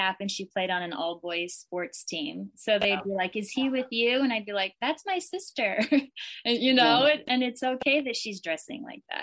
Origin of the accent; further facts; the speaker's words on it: Springfield, Missouri, United States; also born or lived in California; we were born in California, grew up in Springfield, so we'd go back and forth